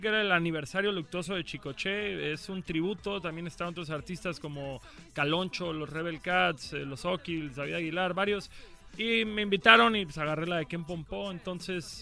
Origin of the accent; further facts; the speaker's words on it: Cancún, Quintana Roo, Mexico; moved away as an adult; now in Mexico City, Mexico; Yo soy de Cancún, pero llevo viviendo en el DF como cuatro años ya